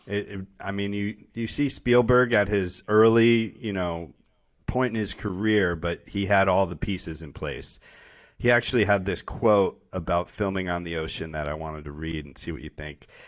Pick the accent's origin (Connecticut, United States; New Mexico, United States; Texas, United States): Connecticut, United States; growing up in Connecticut